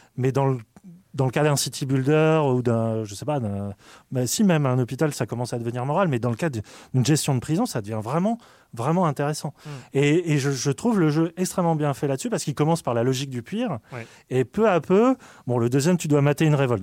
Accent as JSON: {"language": "French", "country": "France", "said": "on est français"}